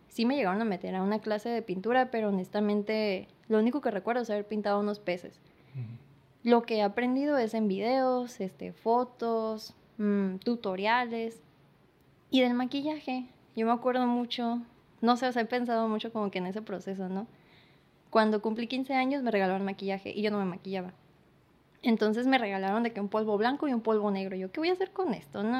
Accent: San Luis Río Colorado, Sonora, Mexico; now in Mexicali, Mexico; soy de San Luis, ahorita estoy residiendo aquí en Mexicali

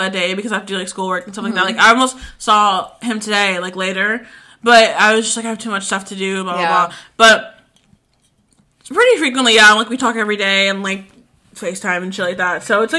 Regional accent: Tucker, Georgia, United States; Low-key, I think it's because I grew up in Tucker.

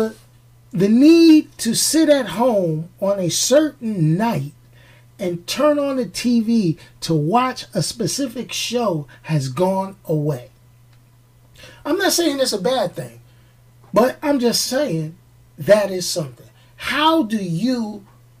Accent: New York, United States; growing up in New York

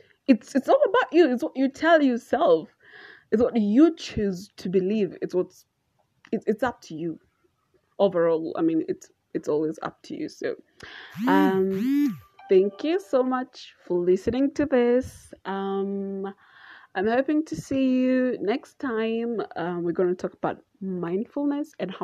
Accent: Naivasha, Nakuru County, Kenya; I'm from Naivasha

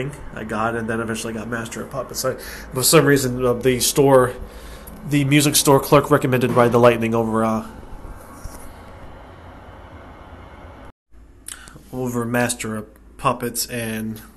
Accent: United States; also born or lived in Western Europe; I was born in the United States. First generation born in the United States. I live on the East Coast of the U.S.

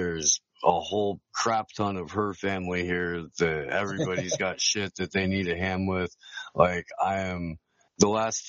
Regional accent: Midwest, United States; I grew up in the Midwest

